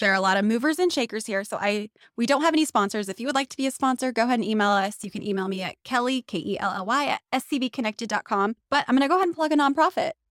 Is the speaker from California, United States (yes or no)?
yes; Elk Valley, California, United States; also born or lived in Santa Clarita; I'm from the Elk Valley